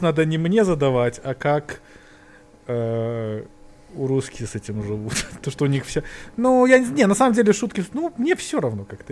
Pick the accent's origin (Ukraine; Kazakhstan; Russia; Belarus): Belarus; now in New York, United States; Мы же белорусы